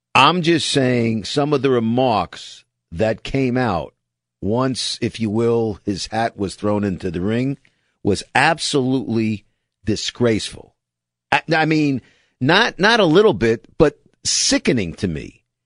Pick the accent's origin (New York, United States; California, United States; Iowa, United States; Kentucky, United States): New York, United States; New York City; I'm from the projects in Brooklyn